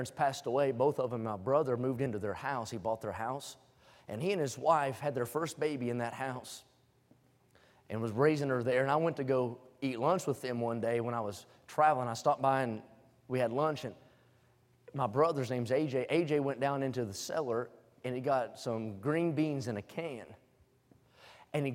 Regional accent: West Virginia, United States; moved away; I was born in West Virginia, and everywhere you walk, you're on the side of a hill.

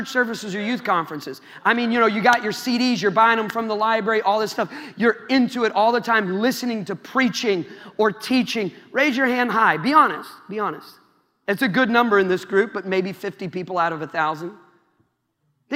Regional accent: Iowa, United States; I'm from Iowa, man. I don't got any accent.

